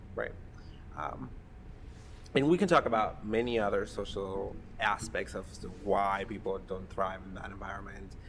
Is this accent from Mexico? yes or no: yes; Mexico; now in Columbus, United States; I grew up in Mexico.